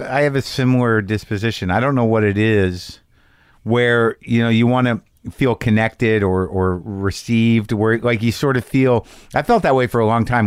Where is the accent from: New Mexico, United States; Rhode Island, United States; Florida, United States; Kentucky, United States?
New Mexico, United States; I grew up in New Mexico